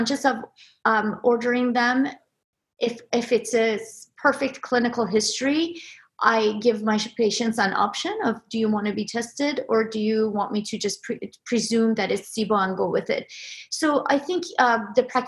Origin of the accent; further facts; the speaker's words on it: Iran; moved away; Growing up in Iran, we had a lot of canals